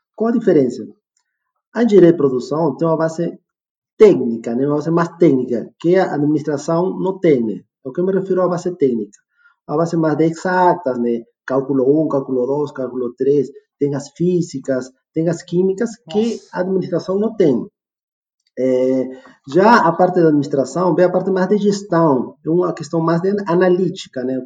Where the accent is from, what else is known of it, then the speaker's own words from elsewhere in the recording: Peru; also born or lived in Rio de Janeiro / Porto Alegre; now in Jandaia do Sul, Brazil; Sou peruano de nascimento também